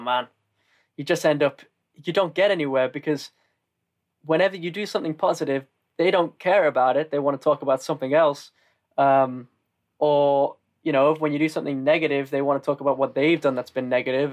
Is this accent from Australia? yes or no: no; the north of England, United Kingdom; accent: northern; moved away as an adult; also born or lived in Austria; I'm from the north and that my accent isn't exactly the most classic.